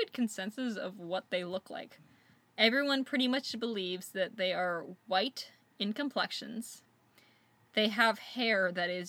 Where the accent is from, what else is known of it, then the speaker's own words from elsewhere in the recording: United States; as an American